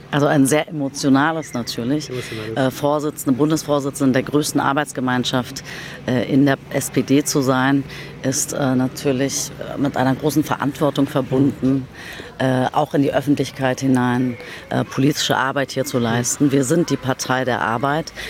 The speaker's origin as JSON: {"language": "German", "region": "Berlin", "country": "Germany", "tie": "born or raised there", "said": "Ich bin in Berlin-Kreuzberg geboren, 1975, im Wrangelkiez Schlesisches Tor."}